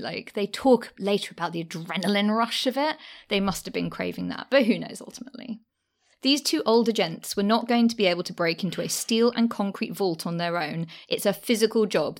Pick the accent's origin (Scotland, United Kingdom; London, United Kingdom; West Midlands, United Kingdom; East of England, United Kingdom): London, United Kingdom; also born or lived in Deptford, London; I did used to live there, and I grew up in the Docklands.